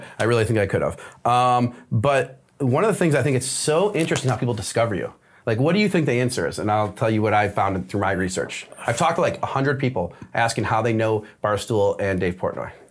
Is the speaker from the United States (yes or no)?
yes; Detroit, Michigan, United States; we're from Detroit.